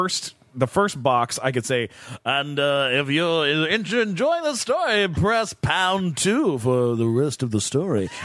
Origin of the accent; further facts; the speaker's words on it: London, Ontario, Canada; London, Ontario, Canada